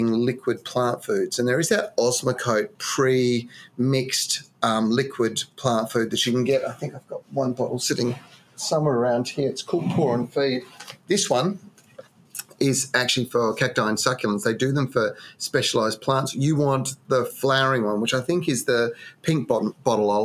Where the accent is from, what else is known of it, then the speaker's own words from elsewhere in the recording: Western Australia, Australia; moved away; my home state